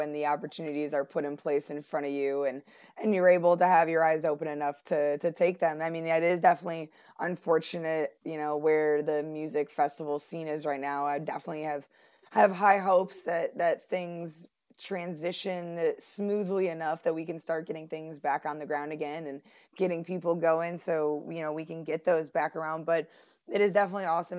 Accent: Buffalo, New York, United States; now in North Carolina, United States; I'm from Buffalo

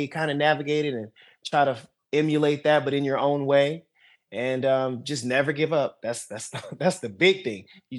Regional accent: East Coast, United States; You know, I'm born and raised on the East Coast. You know, all my family is from Maryland to Massachusetts to Florida.

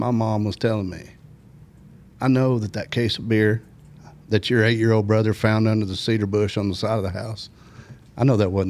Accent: Rogers, Arkansas, United States; also born or lived in Harrison, Arkansas / Helena, Arkansas / Montana; So I went to first to third grade in Helena, through fifth grade, middle of fifth grade year, 79, moved here. And finished school at Rogers, graduated

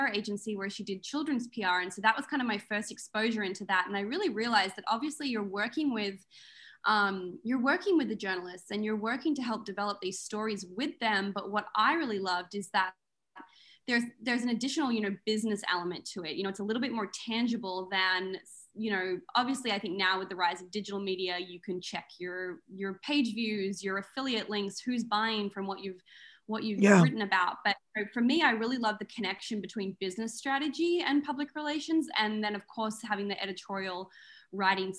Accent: Melbourne, Victoria, Australia; moved away; I'm originally from Melbourne, Australia

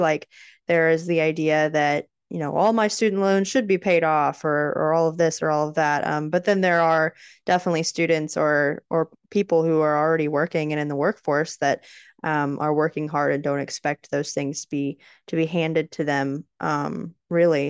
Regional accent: Texas, United States; As a Texan

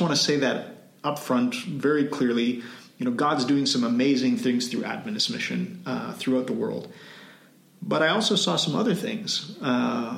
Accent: Canada; moved away as an adult; also born or lived in Cambodia / Timor-Leste; now in Philippines; I'm from Canada

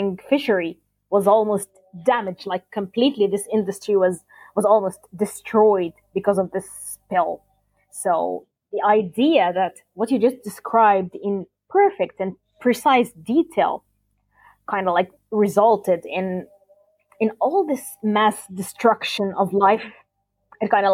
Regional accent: Alexandria, Alexandria Governorate, Egypt; I'm from a coastal city. I'm from Alexandria.

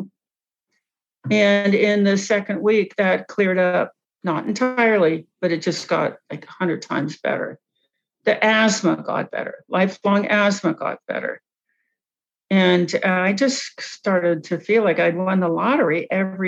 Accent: Cincinnati, Ohio, United States; I grew up in Cincinnati

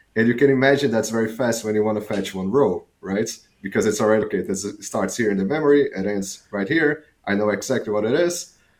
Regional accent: Fortaleza, Ceará, Brazil; moved away as an adult; also born or lived in south of Brazil; now in Amsterdam, Netherlands; I'm Brazilian. I was born in Brazil. I lived my whole life in Brazil. I did my undergrads in computer science in Fortaleza, which is the city that I was born

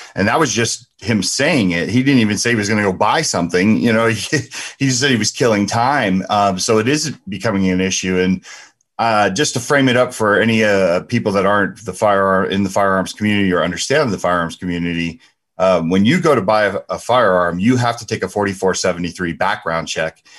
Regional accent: New Jersey, United States; moved away as an adult; also born or lived in Ohio; we were from back east, right? We're from Jersey.

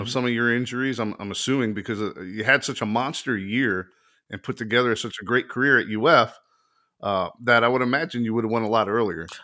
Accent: South Florida, United States; We grew up in South Florida

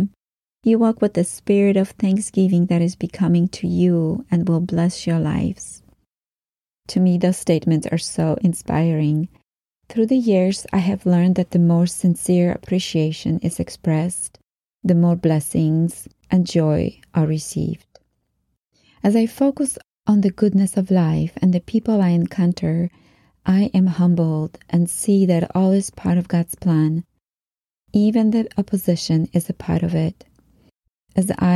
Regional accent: Poland; moved away; Growing up in Poland

